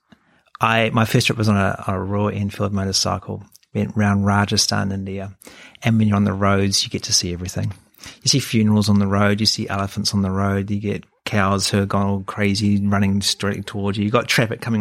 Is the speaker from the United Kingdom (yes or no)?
no; New Zealand; moved away as an adult; also born or lived in Hamilton, New Zealand; now in Sydney, Australia; growing up in New Zealand, you are sheltered